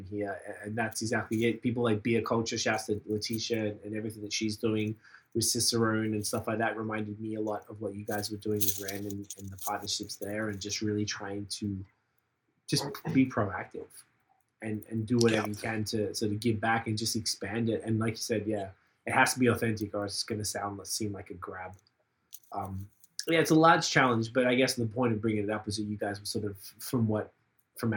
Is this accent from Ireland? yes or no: no; Australia; now in Montreal, Canada; we're from Australia